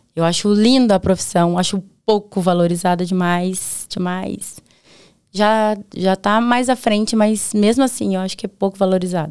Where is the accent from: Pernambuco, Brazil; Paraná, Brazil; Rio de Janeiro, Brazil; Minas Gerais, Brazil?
Paraná, Brazil; Prado Ferreira; also born or lived in Presidente Prudente, São Paulo / Londrina, Paraná; now in Baiti, Brazil; Eu nasci em Presidente Prudente. Mas eu não nem falo, porque eu vim muito pequenininha pro Paraná. Que nem eu falei pra você, é porta, porteira, tá no coração, sou paranaense